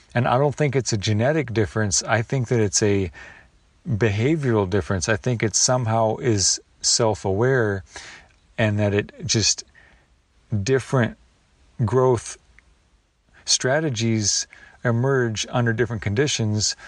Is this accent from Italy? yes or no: no; the Northwest, Pacific Northwest, United States; All the blackberries I grew up with in the Northwest